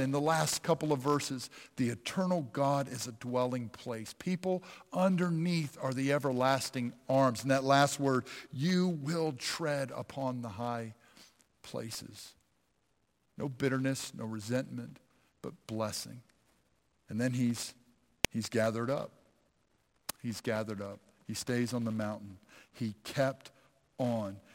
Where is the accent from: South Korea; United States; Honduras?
United States; Pennsylvania; I grew up in Pennsylvania